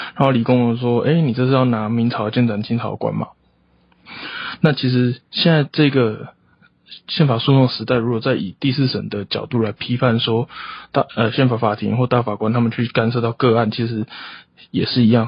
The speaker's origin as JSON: {"language": "Chinese", "country": "Taiwan", "said": "我们台湾人"}